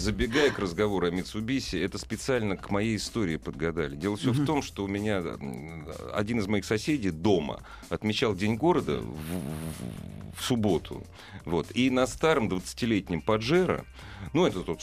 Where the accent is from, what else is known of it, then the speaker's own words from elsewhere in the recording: Moscow, Russia; я же коренной москвич